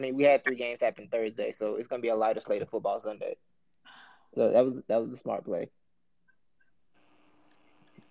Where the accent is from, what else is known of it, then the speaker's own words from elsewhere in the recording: Georgia, United States; I'm from Georgia